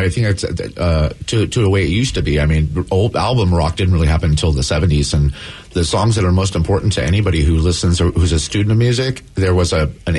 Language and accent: English; Alaska, United States; I'm from Alaska, too.